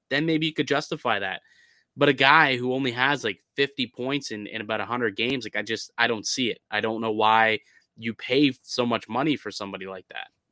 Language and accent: English; Canada; as a Canadian